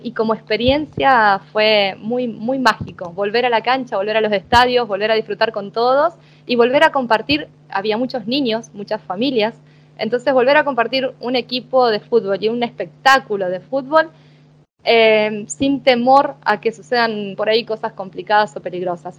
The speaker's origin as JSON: {"language": "Spanish", "town": "Paraná", "region": "Entre Ríos", "country": "Argentina", "also_born_or_lived": "Buenos Aires, Argentina", "moved": "as an adult", "lives_now": "Turin, Italy", "said": "iba a la bombonera desde Paraná"}